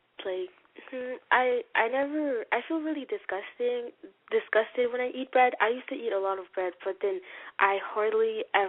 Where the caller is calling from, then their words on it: Ontario, Canada; Ontario in Canada.